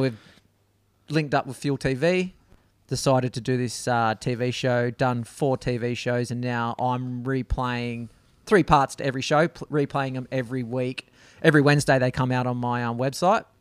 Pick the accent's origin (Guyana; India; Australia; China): Australia; Perth, Western Australia; I grew up in a suburb called Greenwood.